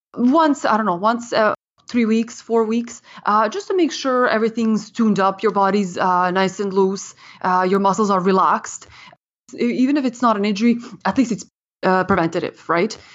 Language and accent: English; Ottawa, Ontario, Canada; moved away as an adult; also born or lived in Serbia; now in Toronto, Canada; I came to Canada from Serbia in nineteen ninety-six, and, uh, I grew up and was educated in, in Ottawa. And, uh, so I spent most of my childhood there